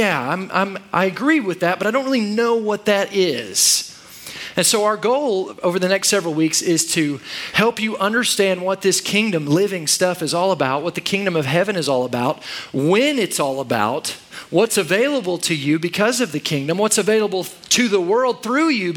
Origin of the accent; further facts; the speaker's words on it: Oklahoma, United States; also born or lived in Texas; I live most of my life in Oklahoma, so I'm an Okie